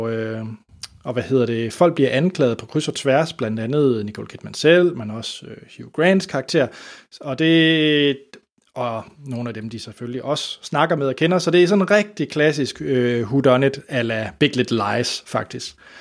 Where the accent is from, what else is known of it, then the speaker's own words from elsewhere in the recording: Denmark; som dansker